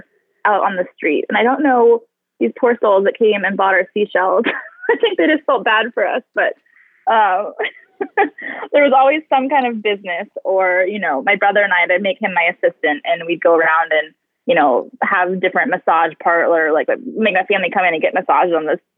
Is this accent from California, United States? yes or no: yes; California, United States; now in Dallas, United States; I grew up so close to the ocean